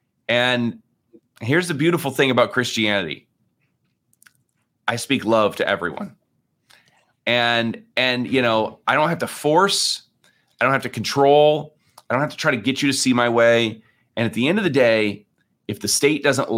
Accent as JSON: {"language": "English", "region": "Lake Michigan area", "country": "United States", "tie": "born or raised there", "said": "And I grew up here basically on Lake Michigan, and I'm a terrible swimmer, which is, you know, funny for somebody who grew up near the lake."}